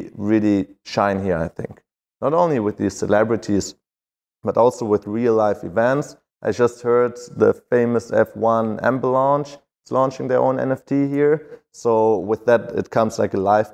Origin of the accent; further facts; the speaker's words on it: Berlin, Germany; I'm from Berlin